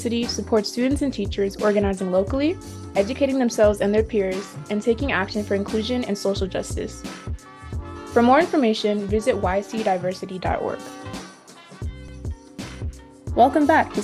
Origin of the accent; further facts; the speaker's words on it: Colorado, United States; growing up in Colorado my entire life